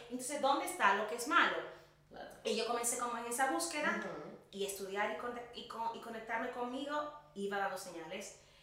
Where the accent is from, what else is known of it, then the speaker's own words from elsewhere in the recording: La Vega, Dominican Republic; moved away as an adult; now in Madrid, Spain; yo soy dominicana, soy de República Dominicana, nací en el norte, en La Vega, estudié psicología allí